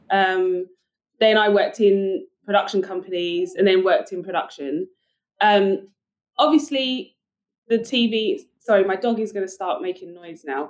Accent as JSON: {"language": "English", "country": "United Kingdom", "accent": "British", "moved": "yes", "lives_now": "United States", "said": "i've got a british accent"}